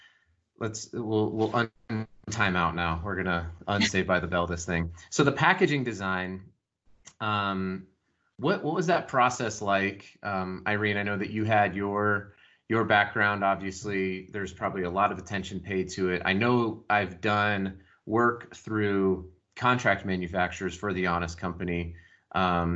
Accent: Colorado Springs, Colorado, United States; I grew up in Colorado Springs.

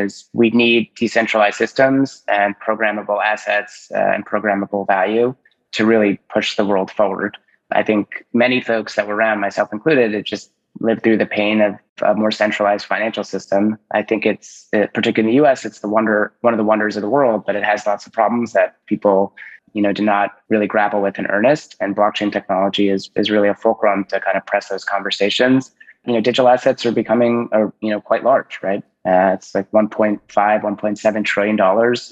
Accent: New Jersey, United States; I'm from New Jersey too

